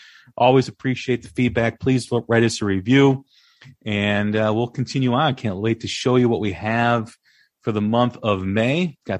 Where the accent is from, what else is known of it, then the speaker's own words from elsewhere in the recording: Des Plaines, Illinois, United States; He grew up, I believe, in Niles, and I grew up in Des Plaines, so it's neighboring towns.